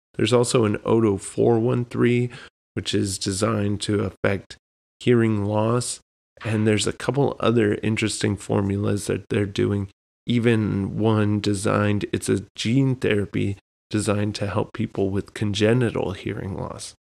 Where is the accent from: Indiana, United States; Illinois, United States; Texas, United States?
Texas, United States; South; now in New England, United States; growing up in Texas, where it seemed like it was just hot for ten months out of the year